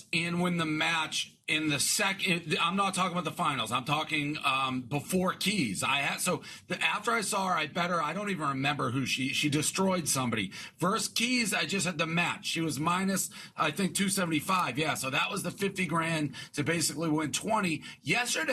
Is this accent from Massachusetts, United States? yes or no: yes; Boston, Massachusetts, United States; moved away as an adult; now in New York, United States; I'm from Boston, but I've been in New York 10 years